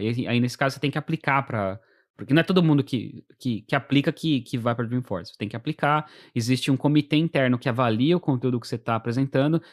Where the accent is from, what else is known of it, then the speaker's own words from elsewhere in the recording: São Paulo, Brazil; moved away as an adult; now in United States; eu vim da periferia de São Paulo.